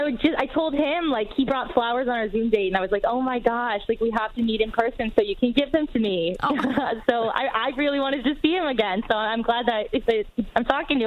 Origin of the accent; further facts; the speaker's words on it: East Coast, United States; We're both from the East Coast.